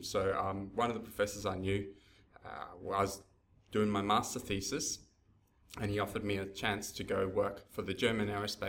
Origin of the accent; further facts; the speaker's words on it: Townsville, Queensland, Australia; also born or lived in Brisbane; So I grew up in Townsville and then finished my schooling in Brisbane.